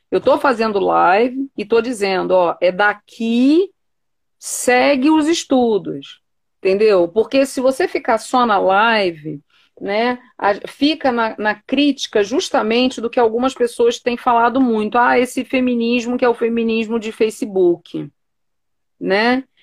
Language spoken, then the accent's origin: Portuguese; Rio de Janeiro, Brazil; eu sou carioca